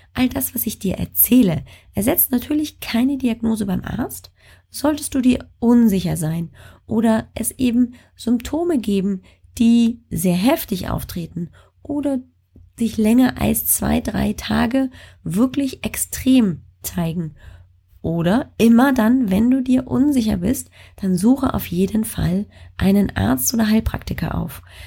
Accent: Bavaria, Germany; moved away; aus äh, meiner alten Heimat, also Bayern

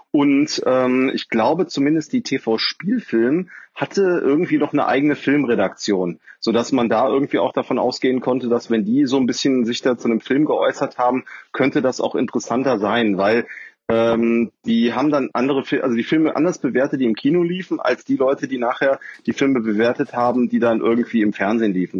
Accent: Cologne, North Rhine-Westphalia, Germany

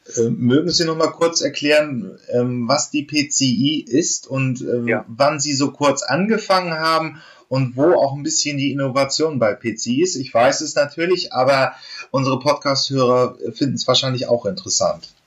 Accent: Germany; wir als, als Deutsche

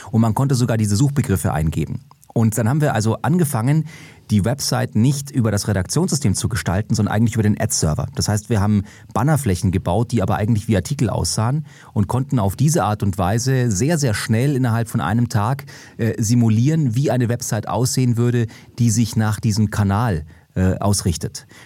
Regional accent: Munich, Bavaria, Germany; bin als gebürtiger Münchner

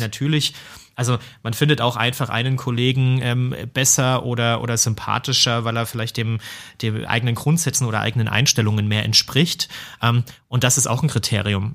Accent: Germany; Bei uns in Deutschland

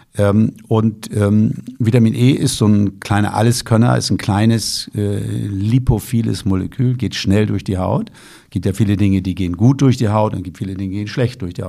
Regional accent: Lüneburg Heath, Lower Saxony, Germany; Ich komme ja aus der Lüneburger Heide

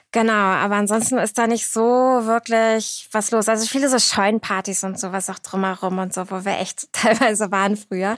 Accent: Cuxhaven, Lower Saxony, Germany; moved away as an adult; also born or lived in Berlin; now in Hamburg, Germany; Ich bin geboren in Cuxhaven 1990

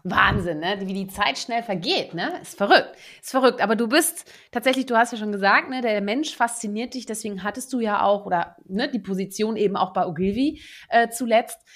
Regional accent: Netherlands; moved away; Ich bin ja auch gebürtige Niederländerin

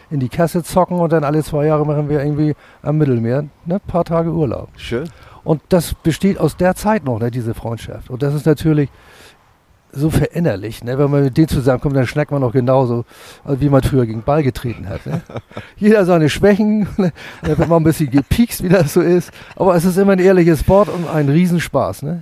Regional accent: Hamburg, Germany; Ich bin in Altona geboren, habe aber mit Fußball hier nichts viel am Hut gehabt, weil ich mit acht Jahren sind wir dann nach Farmsen gezogen.

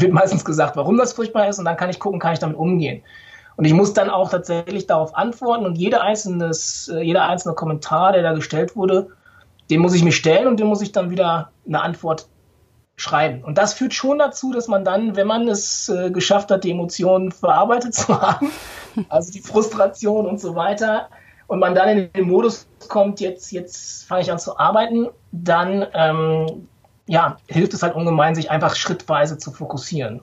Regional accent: Ruhr area, North Rhine-Westphalia, Germany; ich bin im Ruhrgebiet geboren, äh, tatsächlich, also auf Kohle geboren

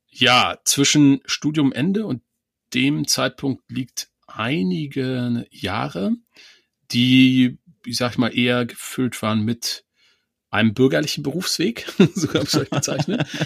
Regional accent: East Germany, Germany; Ich habe auch noch diesen alten Atlas meiner Großeltern, den besitze ich noch. Das war, ähm, ich komme aus dem Osten, das war Volk und Wissen, glaube ich.

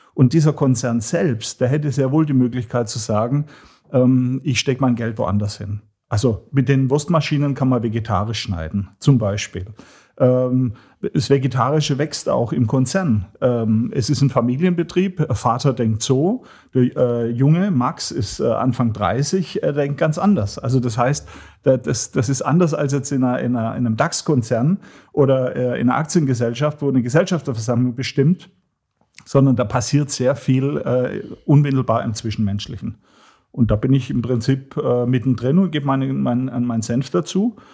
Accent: Hohenlohe, Baden-Württemberg, Germany; Ich komme aus Nordwürttemberg, Hohenlohe

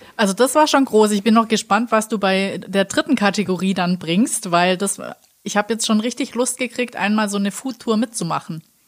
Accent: Black Forest, Baden-Württemberg, Germany; komme ich ja aus dem Schwarzwald

